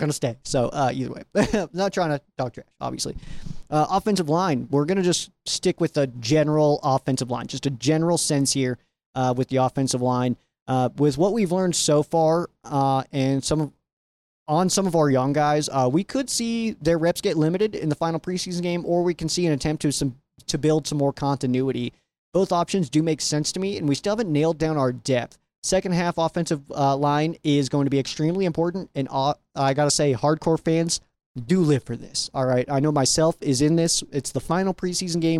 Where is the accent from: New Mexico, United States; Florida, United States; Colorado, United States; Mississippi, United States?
Colorado, United States; out here in my home state